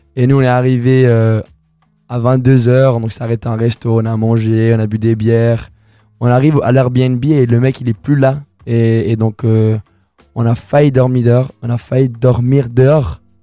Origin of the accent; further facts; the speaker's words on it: Colombia; now in Lausanne, Switzerland; je suis colombien, et bah, j'ai commencé à rapper en espagnol